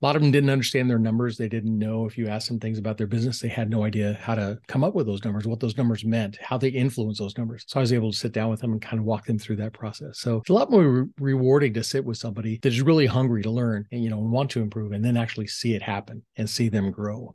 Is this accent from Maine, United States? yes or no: no; Southern California, United States; growing up in Southern California, three brothers, so a family of six